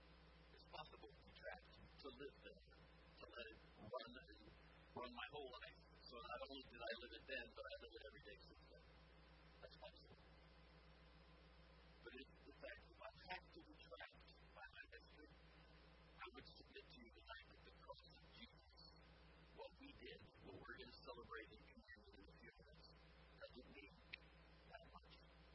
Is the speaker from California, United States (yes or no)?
yes; California, United States; also born or lived in India; a difference that I was brought up in California and in India. It makes a difference.